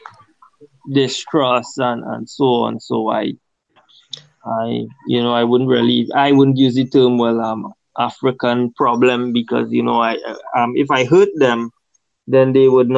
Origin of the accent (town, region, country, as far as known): Trinidad & Tobago; born or raised there